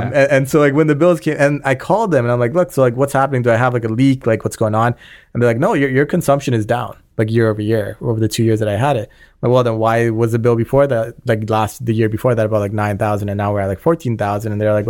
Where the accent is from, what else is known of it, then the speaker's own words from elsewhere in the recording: Scarborough, Ontario, Canada; We grew up just on the Markham Scarborough like borderline.